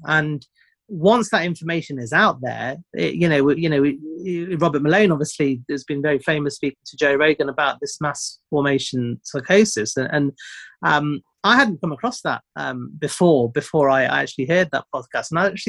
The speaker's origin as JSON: {"language": "English", "country": "India", "said": "I'm an Indian guy and an immigrant, so they can't call me a racist."}